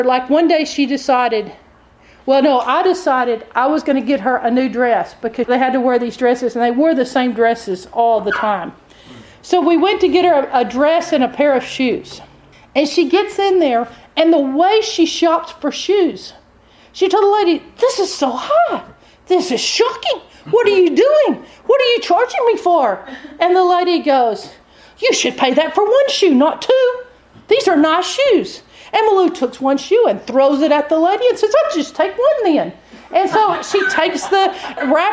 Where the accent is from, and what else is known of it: Texas, United States; accent: Texas